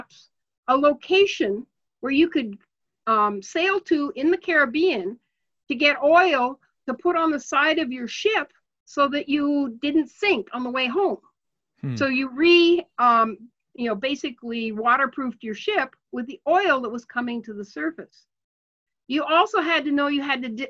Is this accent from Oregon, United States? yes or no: yes; Portland, Oregon, United States; I grew up in Portland, Oregon.